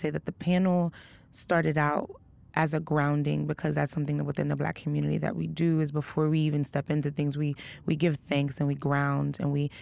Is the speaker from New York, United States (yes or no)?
yes; New York City, New York, United States; I come from Brooklyn, East New York. I come from, quote unquote, the inner city. I grew up, you know, witnessing violence